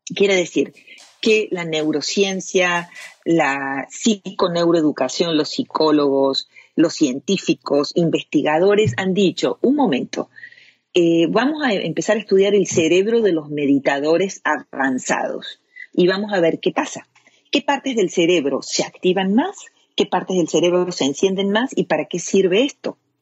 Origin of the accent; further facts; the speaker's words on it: Córdoba, Argentina; moved away as an adult; also born or lived in Europe; now in United States; soy cordobesa de nacimiento, argentina